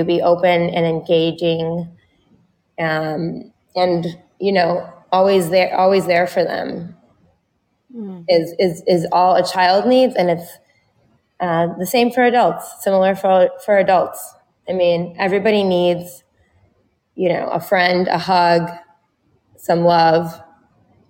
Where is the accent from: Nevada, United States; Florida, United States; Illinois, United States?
Illinois, United States; Chicago; I'm from Chicago